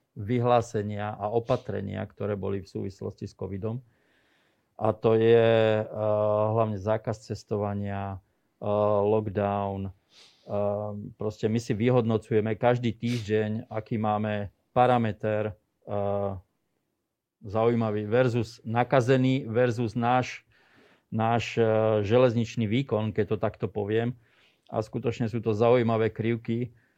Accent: Slovakia; som zo Slovenska

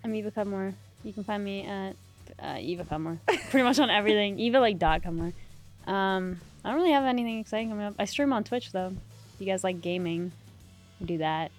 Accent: Canada; also born or lived in Middle East; now in Los Angeles, United States; I wasn't born in Canada. I was born in the Middle East

